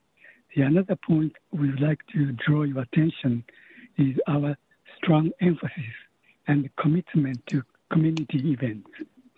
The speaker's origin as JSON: {"language": "English", "country": "Japan", "tie": "born or raised there", "second_language": "English", "moved": "as an adult", "lives_now": "San Francisco, United States", "said": "I was born and raised in Japan."}